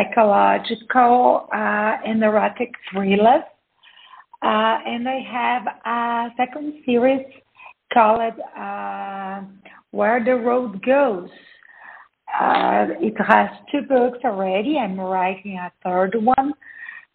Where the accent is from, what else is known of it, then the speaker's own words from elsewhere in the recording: Brazil; I'm from Brazil. I was born and raised in Brazil.